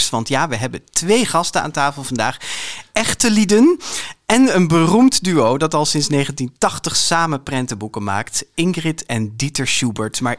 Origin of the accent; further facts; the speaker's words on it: Friesland, Netherlands; ik ben Fries